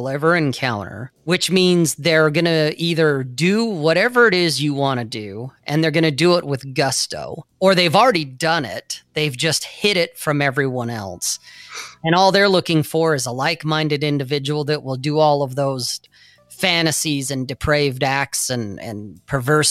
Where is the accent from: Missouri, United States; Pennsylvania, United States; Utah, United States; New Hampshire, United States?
Utah, United States; Salt Lake City; where I grew up in Salt Lake, where this is an LDS or Latter-day Saint or a Mormon culture.